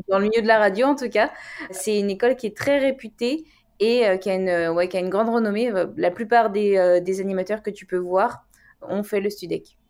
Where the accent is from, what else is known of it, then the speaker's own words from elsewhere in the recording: Annecy, Auvergne-Rhône-Alpes, France; moved away as an adult; now in Paris, France; je suis originaire d'Annecy, maintenant j'habite à Paris